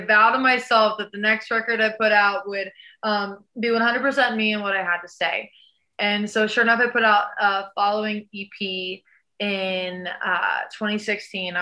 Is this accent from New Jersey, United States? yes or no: no; Florida, United States; I'm from Florida.